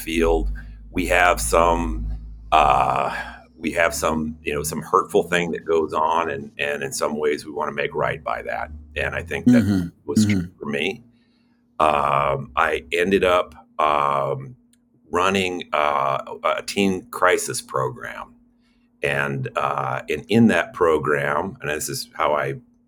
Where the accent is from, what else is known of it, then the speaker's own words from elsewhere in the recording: San Francisco, California, United States; I grew up in San Francisco in a little Italian neighborhood.